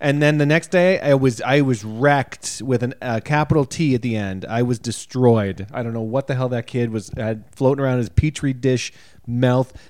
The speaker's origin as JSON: {"language": "English", "country": "Canada", "said": "we've been labeled Canadians when we come off stage, even though we don't say we're Canadian on stage"}